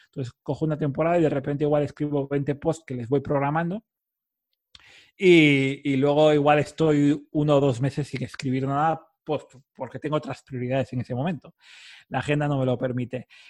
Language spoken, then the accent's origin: Spanish; Cantabria, Spain; parte del equipo en Cantabria o distribuida, de donde soy yo